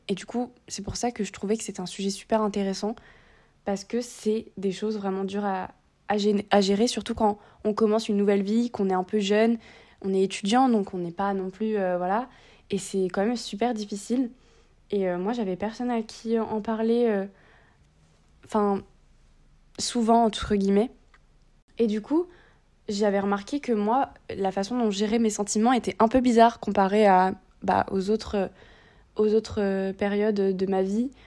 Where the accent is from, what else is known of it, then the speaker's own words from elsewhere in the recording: Réunion; moved away as an adult; also born or lived in metropolitan France; now in France; je viens de La Réunion, je fais mes études euh, ici